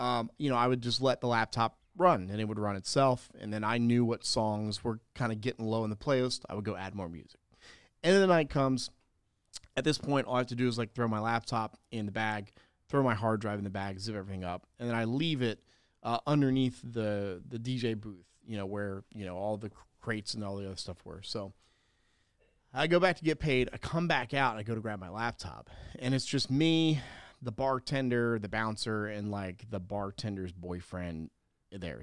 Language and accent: English; South Carolina, United States; I'm from South Carolina